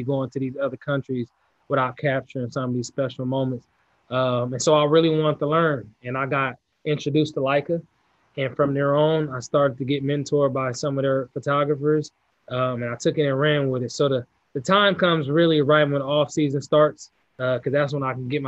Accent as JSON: {"language": "English", "region": "California", "country": "United States", "said": "I'm from California"}